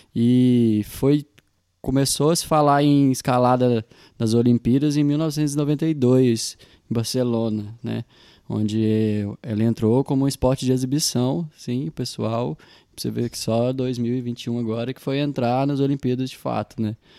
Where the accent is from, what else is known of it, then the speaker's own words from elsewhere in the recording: Coromandel, Minas Gerais, Brazil; now in Uberlândia, Brazil; sou de Coromandel, moro aqui em Uberlândia tem alguns anos.